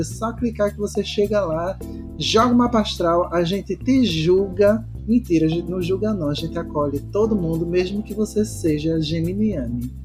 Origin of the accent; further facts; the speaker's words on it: Recife, Pernambuco, Brazil; also born or lived in Porto Alegre / Florianópolis; now in Fortaleza, Brazil; a minha cidade natal, Recife